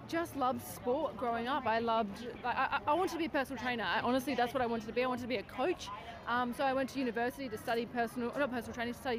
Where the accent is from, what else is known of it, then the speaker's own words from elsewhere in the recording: Adelaide, South Australia, Australia; I'm from Adelaide, South Australia